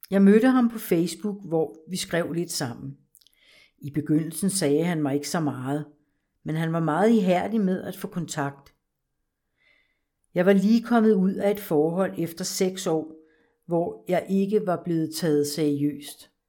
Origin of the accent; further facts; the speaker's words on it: Copenhagen, Capital Region of Denmark, Denmark; Jeg er født og opvokset i København i en almindelig familie, hvor jeg er den ældste af tre søskende.